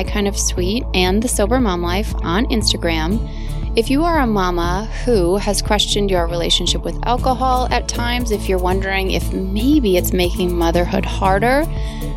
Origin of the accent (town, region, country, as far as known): Wisconsin, United States; born or raised there